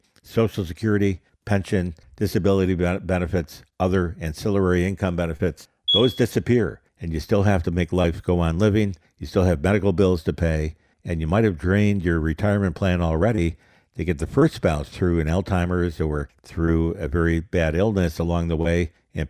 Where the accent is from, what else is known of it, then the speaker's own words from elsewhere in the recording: United States; It's the worst I've ever seen it as an American.